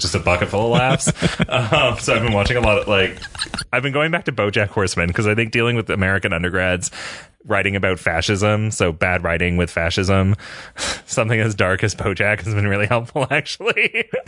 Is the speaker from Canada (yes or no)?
yes; Canada; moved away as an adult; also born or lived in Michigan, United States; now in United States; I am a Canadian